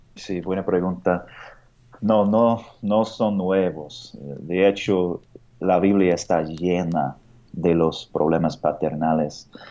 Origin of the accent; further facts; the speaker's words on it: United States; Spanish is a second language; moved away as an adult; now in Mexico City, Mexico; soy de Estados Unidos